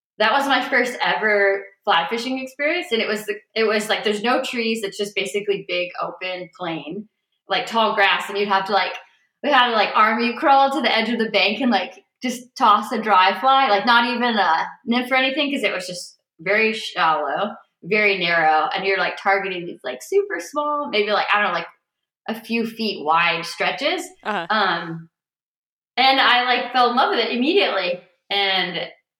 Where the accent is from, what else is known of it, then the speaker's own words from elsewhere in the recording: Cleveland, Ohio, United States; Growing up in a suburb of Cleveland. I was born in Cleveland proper